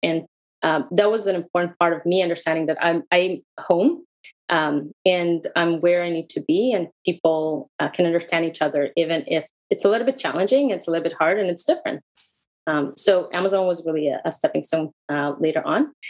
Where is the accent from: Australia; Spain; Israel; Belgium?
Israel; English is a second language; moved away as an adult; also born or lived in Russia; I moved to Israel from Russia when I was a small kid. Uh, lived in Israel for 25 years